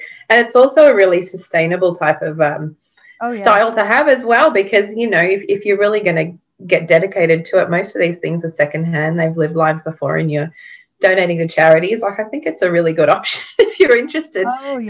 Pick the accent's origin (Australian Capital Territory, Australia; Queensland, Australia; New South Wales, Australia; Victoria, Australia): Victoria, Australia; Melbourne; I'm from Melbourne, Australia.